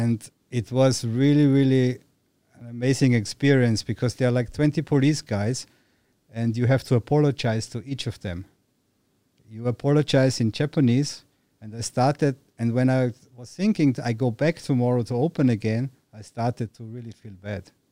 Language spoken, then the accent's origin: English; Austria; moved away as an adult; now in Thailand; growing up in Austria